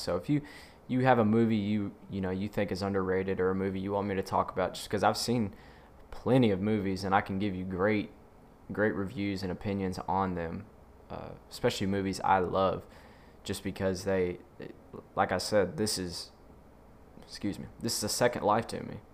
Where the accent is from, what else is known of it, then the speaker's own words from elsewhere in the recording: Mississippi, United States; I'm from the South, Mississippi